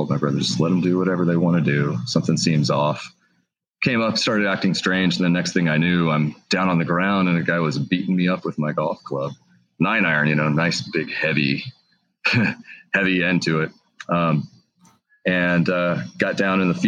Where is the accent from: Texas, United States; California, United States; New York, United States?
Texas, United States; Fort Worth; now in Washington, United States; I grew up in Texas, Fort Worth, Texas.